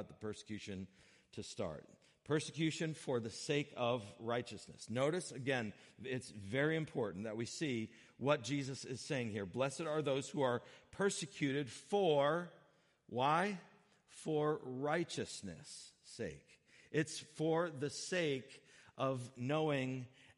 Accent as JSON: {"language": "English", "country": "United States", "said": "we, as generally speaking, as American people"}